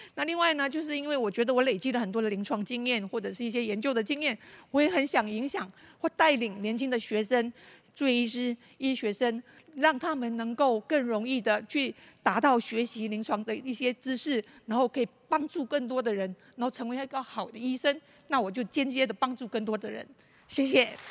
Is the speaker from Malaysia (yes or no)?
yes; Malaysia; moved away as an adult; now in Taiwan; 我是马来西亚的侨生，然后我大概高中毕业就来台湾了